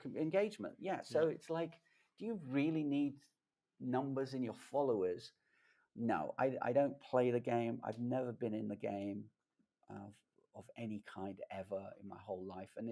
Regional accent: London, United Kingdom; I grew up in London

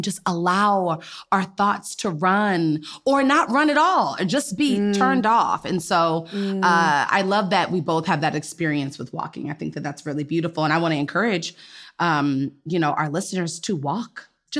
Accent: Gaithersburg, Maryland, United States; That's where I'm from Gaithersburg.

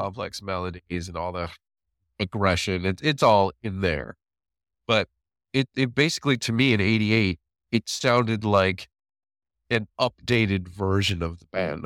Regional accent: Waukesha, Wisconsin, United States; I grew up in Waukesha, Wisconsin. That's where most of my growing up was.

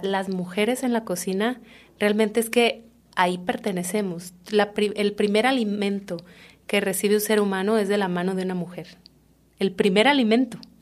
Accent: Comalcalco, Tabasco, Mexico; moved away as an adult; yo soy de un pueblo que se llama Comalcalco, que está en Tabasco

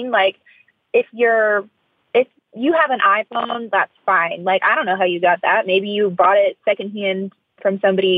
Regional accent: Florida, United States; I'm from Florida, so I'm not used to the cold like whatsoever.

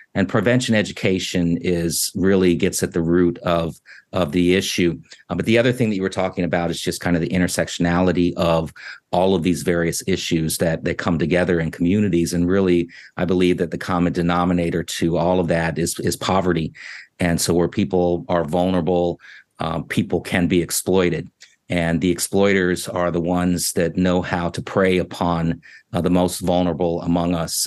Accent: Washington, District of Columbia, United States; I was born in Washington, D C.

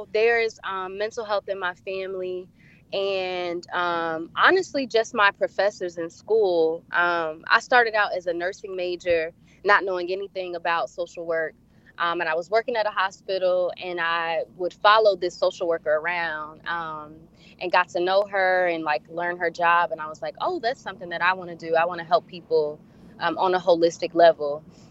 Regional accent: Tennessee, United States; now in Charlotte, United States; I am originally from Tennessee, but I'm a military brat, so I've moved a few places. And like I mentioned, now I'm located in Charlotte, North Carolina.

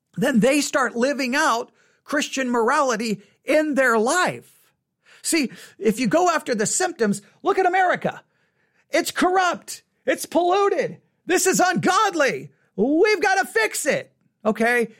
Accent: West Texas, United States; I grew up in West Texas in the eighties.

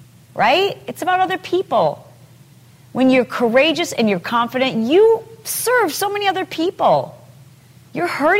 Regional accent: Midwest, United States; now in California, United States; I grew up in the Midwest, and nobody has fences.

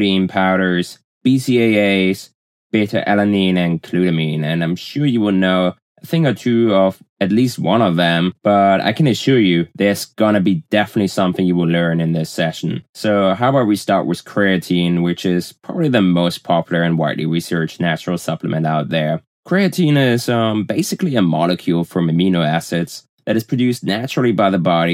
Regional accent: Germany; accent: German; English is a second language; moved away; As you can probably tell from my accent, I'm originally from Germany

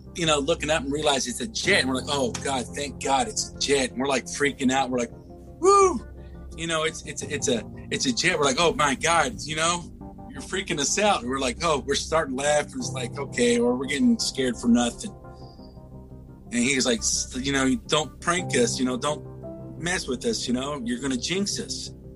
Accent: Louisville, Kentucky, United States; I was born and raised in Louisville, Kentucky.

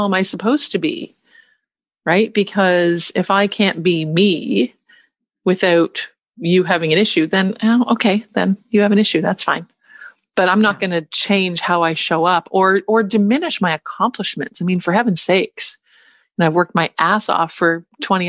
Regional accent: Canada; I'm Canadian

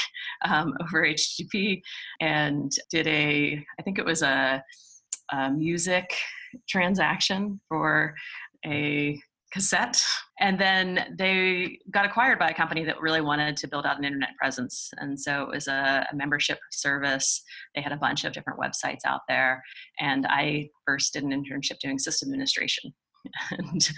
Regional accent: Pittsburgh, Pennsylvania, United States; I grew up in Pittsburgh

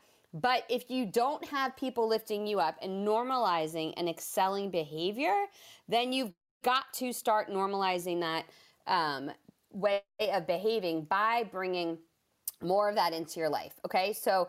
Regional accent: New Jersey, United States; now in Georgia, United States; It's why I am originally from the Northeast. I moved to Georgia, where I live now, from New Jersey.

